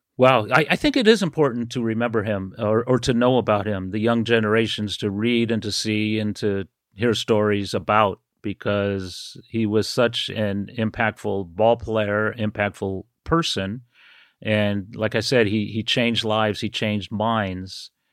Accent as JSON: {"language": "English", "area": "Bay Area", "region": "California", "country": "United States", "tie": "born or raised there", "said": "I grew up in the Bay Area"}